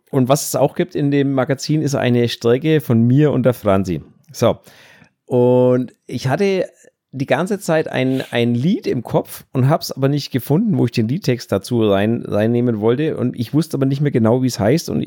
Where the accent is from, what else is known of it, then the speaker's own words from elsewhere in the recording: Bavaria, Germany; accent: Franconian; Ja, ich und mein fränkischer Dialekt, Entschuldigung.